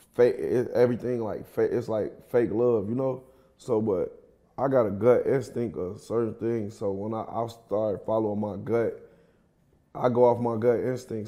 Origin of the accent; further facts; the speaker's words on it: Kankakee, Illinois, United States; now in Atlanta, United States; I'm from Kankakee, Illinois. It's like thirty minutes from Chicago